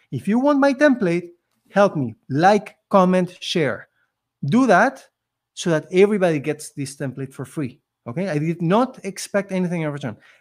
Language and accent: English; Argentina; English is a second language; moved away as an adult; now in Canada; I came from Argentina